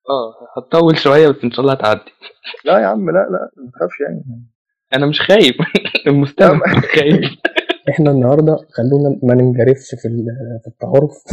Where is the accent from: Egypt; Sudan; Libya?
Egypt; التابوهات عندنا في مصر